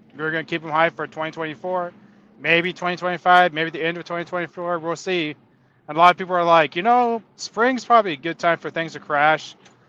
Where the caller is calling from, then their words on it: California, United States; I live in Southern California.